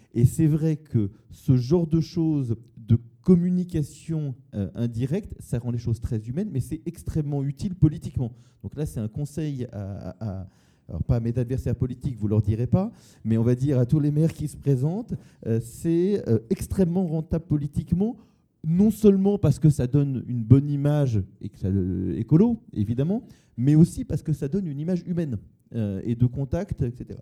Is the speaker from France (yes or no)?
yes; Massy, Île-de-France, France; j'ai grandi à Massy